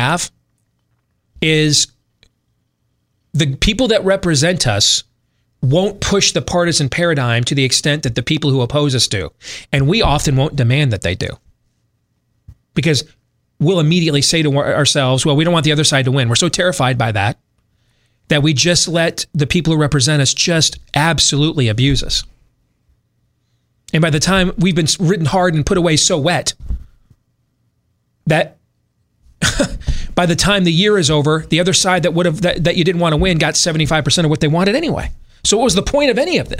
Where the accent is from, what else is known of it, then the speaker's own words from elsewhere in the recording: West Michigan, United States; growing up in West Michigan